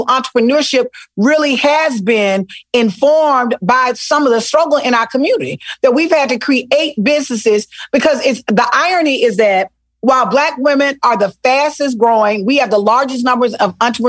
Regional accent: Selma, Alabama, United States; also born or lived in Mobile, United States; Listen, I am from Selma, Alabama. Mobile. Ooh. I spent part of my life in Mobile on the coast. And then the majority of my life in a little city called Selma.

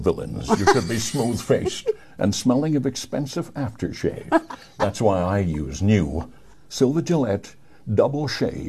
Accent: Vereeniging, Gauteng, South Africa; And from a young age, I developed to survive in Vereeniging, talking like everybody else did.

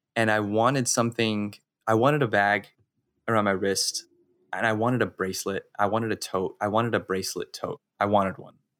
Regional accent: Las Cruces, New Mexico, United States; I'm originally from New Mexico, from a town called Las Cruces.

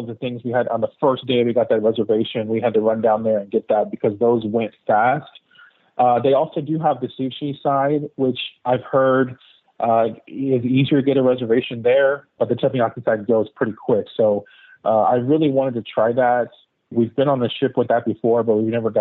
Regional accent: Texas, United States; We're from Texas

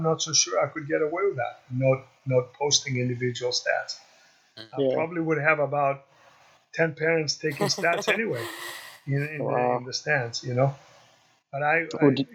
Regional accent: Greece; moved away; also born or lived in Chicago; we're growing up in Greece, we're more of a community kind

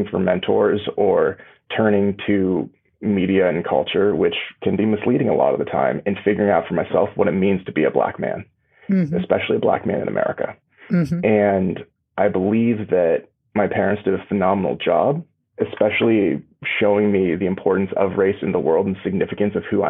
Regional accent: Portland, Oregon, United States; growing up in Portland

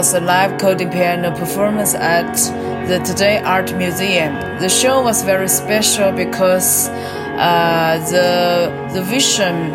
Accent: Changsha, Hunan, China; now in Beijing, China; I was born in Changsha, Hunan. I currently live and work in Beijing.

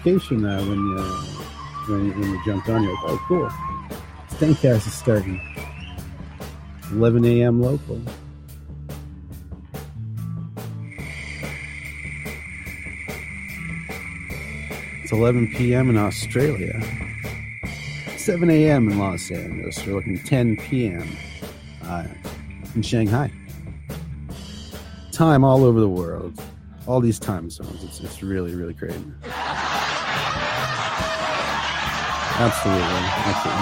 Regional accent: Canada; moved away; as a Canadian

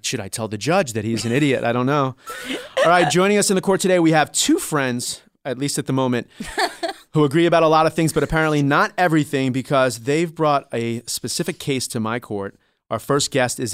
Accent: Long Island, New York, United States; also born or lived in Manhattan; I grew up on Strong Island

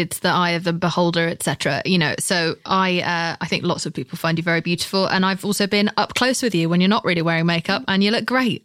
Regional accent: United Kingdom; I'm British

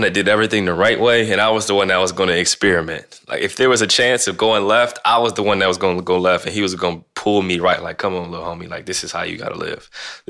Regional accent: Canton, Ohio, United States; I'm from Canton, Ohio. So I was born and raised in Canton, Ohio, 15 minutes from Akron

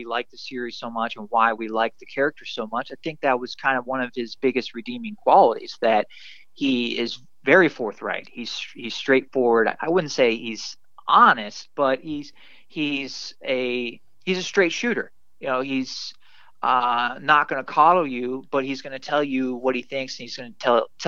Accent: Upper St. Clair, Pennsylvania, United States; my hometown of Pittsburgh and my small hometown, the specific town I lived in the suburbs of Pittsburgh, Upper St. Clair

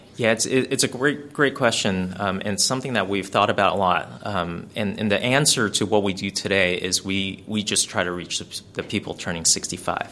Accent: California, United States; we're from California

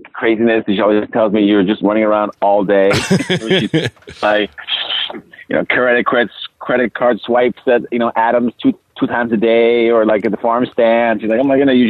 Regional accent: Italy; moved away; growing up in Italy

